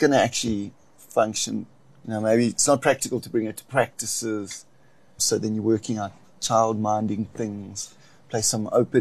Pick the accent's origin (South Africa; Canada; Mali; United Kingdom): South Africa; Port Elizabeth, Eastern Cape; I'm from the Eastern Cape, Port Elizabeth